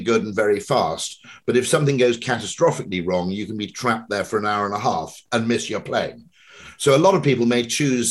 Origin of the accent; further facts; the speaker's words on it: Welsh, Wales, United Kingdom; I'm Welsh